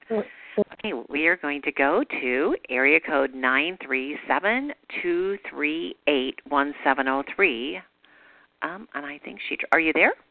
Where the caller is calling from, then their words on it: Charlotte, North Carolina, United States; I'm calling from Charlotte, North Carolina.